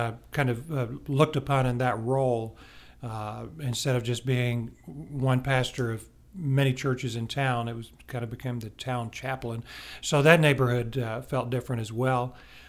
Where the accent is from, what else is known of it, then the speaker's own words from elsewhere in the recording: Houston, Texas, United States; also born or lived in Montgomery, Alabama / Philippines / Virginia / Maine; We call Houston home, but I was born in Montgomery, Alabama. We moved around quite a bit. We lived in the Philippines and in Virginia and in Maine when I was growing up. And then in my junior year of high school, we moved to Houston.